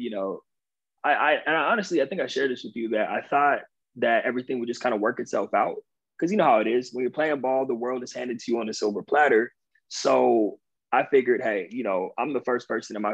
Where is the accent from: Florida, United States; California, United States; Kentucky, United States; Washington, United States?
California, United States; Southern; moved away as an adult; also born or lived in Long Island, New York; I grew up in Southern California